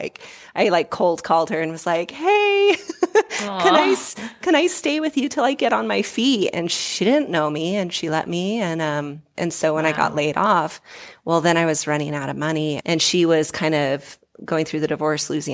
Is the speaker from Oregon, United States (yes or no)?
yes; Southern Oregon coast, United States; moved away as an adult; also born or lived in Hawaii; now in Colorado, United States; I'm from the Southern Oregon coast, a really small town. Almost all my family still lives there